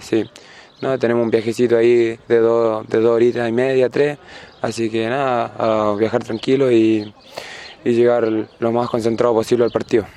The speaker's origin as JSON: {"language": "Spanish", "region": "Formosa", "country": "Argentina", "moved": "as an adult", "lives_now": "Linares, Chile", "said": "mi ciudad, Formosa"}